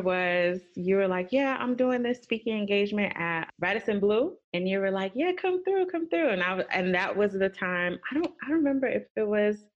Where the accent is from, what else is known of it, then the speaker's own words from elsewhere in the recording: Los Angeles, California, United States; being from LA, being Nigerian